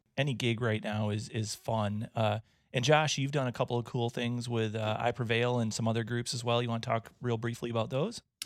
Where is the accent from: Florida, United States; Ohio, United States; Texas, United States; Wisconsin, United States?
Wisconsin, United States; I'm from Wisconsin